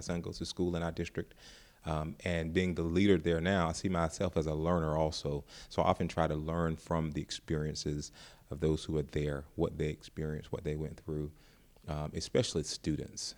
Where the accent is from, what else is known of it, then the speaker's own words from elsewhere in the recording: North Carolina, United States; now in Ferguson, United States; I'm not from Ferguson, Florissant area. I'm from North Carolina